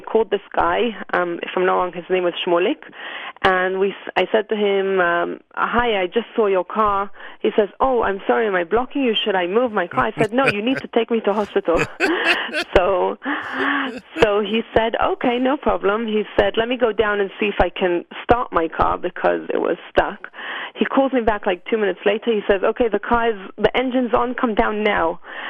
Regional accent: Jerusalem, Jerusalem District, Israel

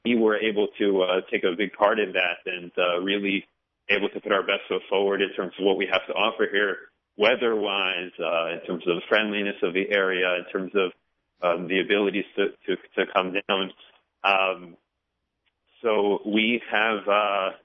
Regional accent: Bergen County, New Jersey, United States; moved away as an adult; now in Charleston, United States; I grew up in Bergen County, New Jersey.

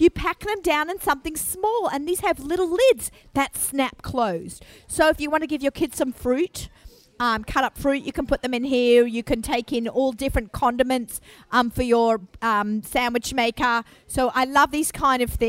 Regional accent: Australia; moved away as an adult; now in Five Towns, United States; I've only lived here 13 years and clearly I'm Australian

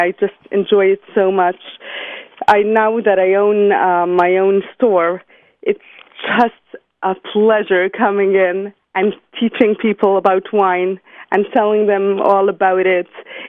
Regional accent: New York City, New York, United States; I was born and raised in Brooklyn, New York. I still live there today. I'm a mother of 7 beautiful children

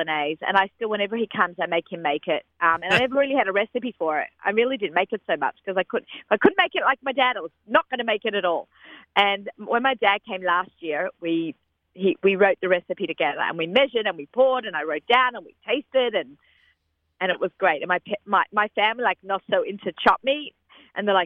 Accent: Australia; moved away; growing up in Australia

